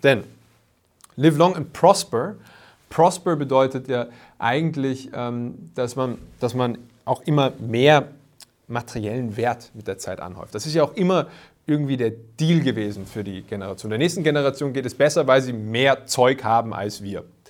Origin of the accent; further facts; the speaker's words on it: Vienna, Austria; bei uns in Wien